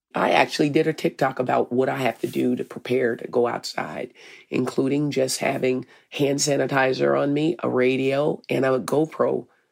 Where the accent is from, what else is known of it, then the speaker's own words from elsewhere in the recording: Arkansas, United States; moved away as an adult; now in Minneapolis, United States; I'm from Arkansas.